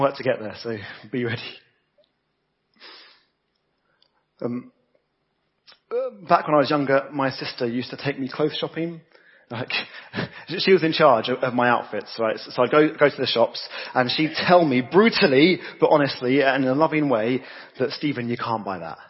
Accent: United Kingdom; I'm British and from that generation where you don't talk about money

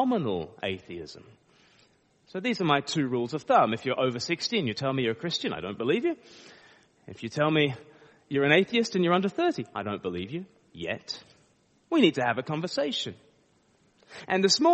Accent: Australia; now in Eastbourne, United Kingdom; I live in Eastbourne most of the time, but I'm from Australia. I just say that because people start to pick up a bit of an accent.

